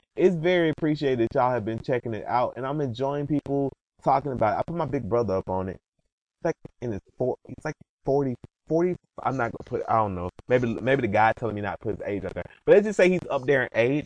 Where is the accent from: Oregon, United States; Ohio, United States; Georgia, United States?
Georgia, United States; I'm from Georgia.